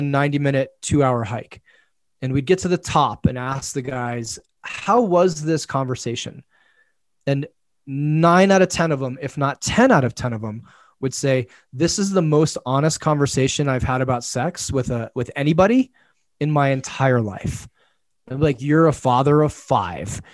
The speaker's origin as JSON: {"language": "English", "country": "United States", "said": "I'm an American."}